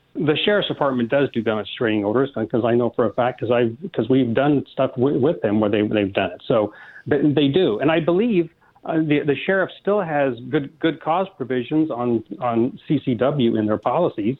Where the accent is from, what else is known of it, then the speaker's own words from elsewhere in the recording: Midwest, United States; moved away; being a kid growing up in the Midwest around them, but my, my father was a retired cop after 25 years in Kansas City